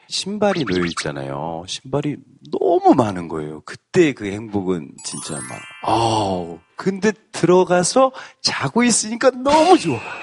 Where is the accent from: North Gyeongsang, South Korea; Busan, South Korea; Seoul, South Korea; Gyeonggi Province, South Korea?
North Gyeongsang, South Korea; 저는 경북입니다.